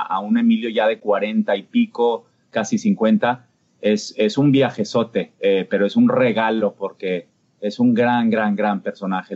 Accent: Mexico; moved away; allá en mi país

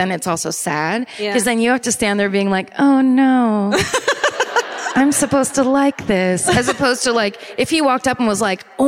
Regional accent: Sonoma County, California, United States; growing up in Sonoma County

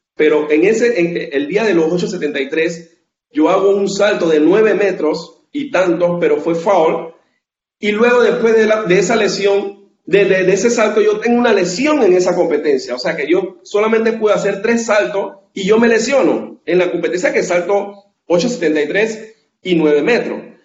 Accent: Colón, Panama; la ciudad de donde soy, de Colón

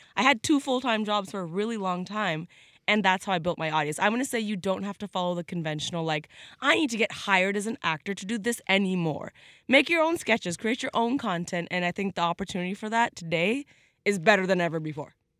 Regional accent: Canada

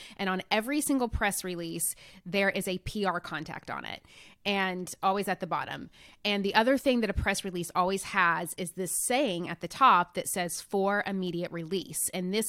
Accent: Nashville, Tennessee, United States; I'm from Nashville, Tennessee, actually originally from a really small town in Tennessee, and come from just a very blue collar working family.

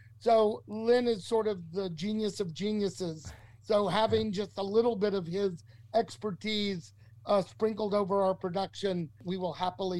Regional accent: Texas, United States; Loved them. I'm a kid from Texas, and I grew up loving...

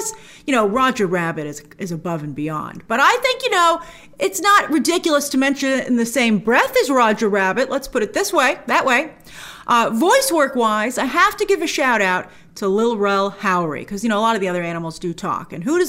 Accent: New York City, New York, United States; as a New Yorker

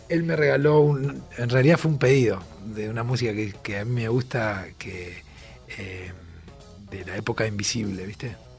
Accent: Rosario, Santa Fe, Argentina; soy de Rosario

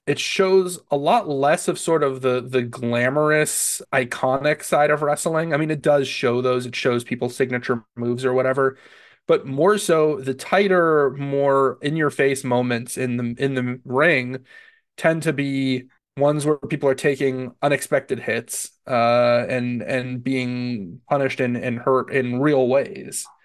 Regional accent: Central Florida, United States; growing up in Florida

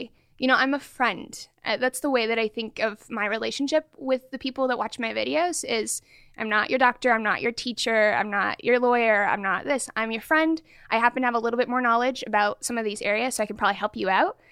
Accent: Portland, Oregon, United States; also born or lived in Sacramento; now in Bay Area, United States; I grew up in Portland, Oregon, okay. and then came over to Sacramento, and now in the Bay Area

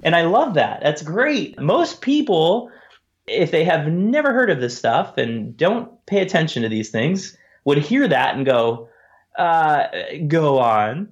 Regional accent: San Diego, California, United States; moved away; I was born in San Diego. I've lived there many times, and, um, it'll always be a home away from home

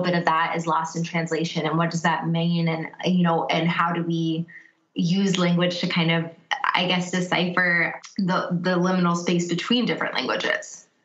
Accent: United States; first language English; now in Cincinnati, United States

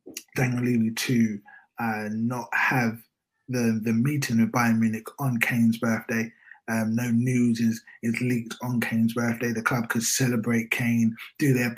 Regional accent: United Kingdom; now in London, United Kingdom; we are from Britain, even though it's actually raining right now in London, well, the part of London that I'm

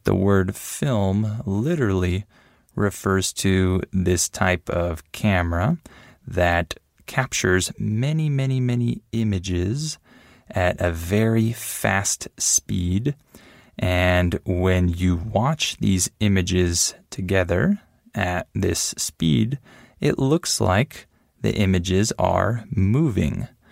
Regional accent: San Diego, California, United States; also born or lived in Los Angeles, California; I grew up mostly in San Diego, California, with my parents

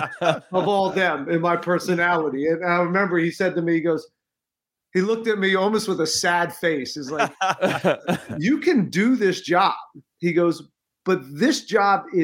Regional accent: Pennsylvania, United States; I'm from Pennsylvania

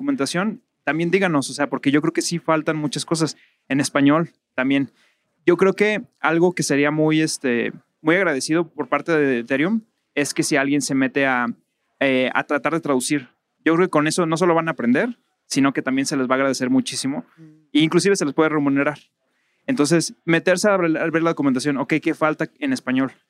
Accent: Mazatlán, Sinaloa, Mexico; soy de Mazatlán

